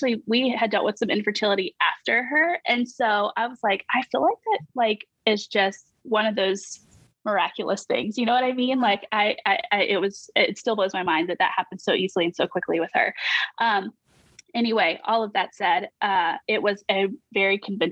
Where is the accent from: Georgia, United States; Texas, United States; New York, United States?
Georgia, United States; We are currently stationed in Georgia, which is amazing because we're also from Georgia. So it's been pretty cool to be back home